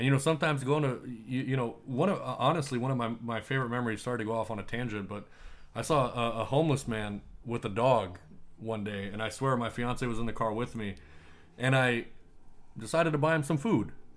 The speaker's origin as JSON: {"language": "English", "country": "United States", "tie": "born or raised there", "said": "I was born in the United States, but I'm from a foreign family"}